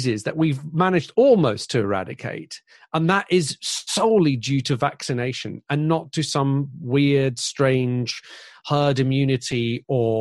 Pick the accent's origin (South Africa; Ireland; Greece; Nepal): Greece; moved away; I grew up in Greece